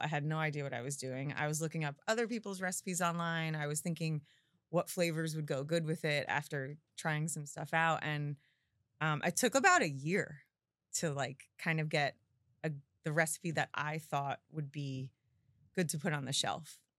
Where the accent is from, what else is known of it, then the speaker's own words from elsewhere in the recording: Forked River, New Jersey, United States; I grew up in Fork Ridge River on the water